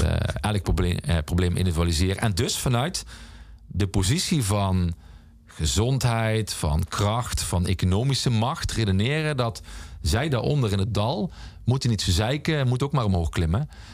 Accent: the Mining Region, Limburg, Netherlands; in de mijnstreek waar ik vandaan kom

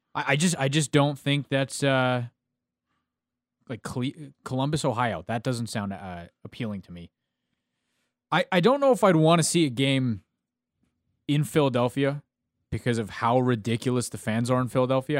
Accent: Canada; I'm speaking as a Canadian

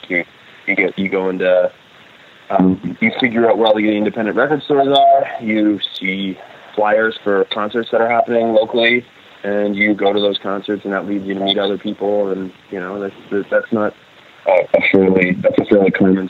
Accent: Grimsby, Yorkshire and the Humber, United Kingdom; there weren't a group of punks when I grew up in Grimsby.

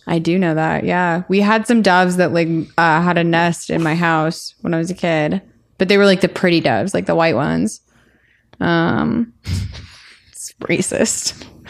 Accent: Colorado, United States; moved away; I am from Colorado, and we don't, nobody in Colorado ever dresses up

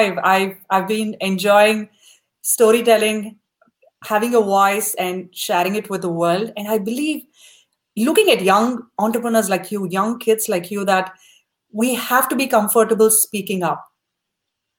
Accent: South India, India; moved away as an adult; now in United States; When we grew up in India back in the 90s

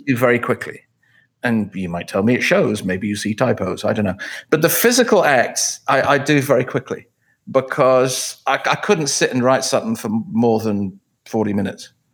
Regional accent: England, United Kingdom; moved away; I grew up in England, obviously, because of the way I talk

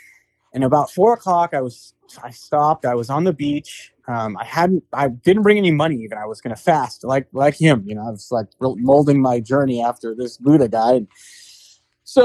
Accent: San Jose, California, United States; So I grew up in San Jose, California, same town as you, Tina

